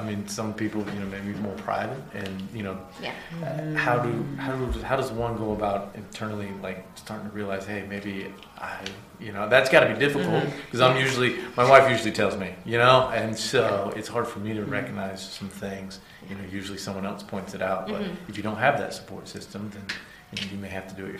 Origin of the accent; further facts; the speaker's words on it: Crescent City, Florida, United States; I'm from Crescent City.